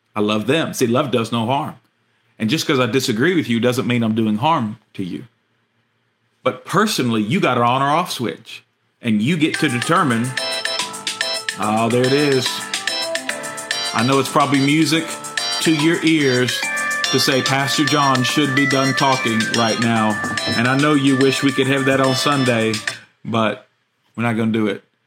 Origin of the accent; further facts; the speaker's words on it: United States; our American citizenship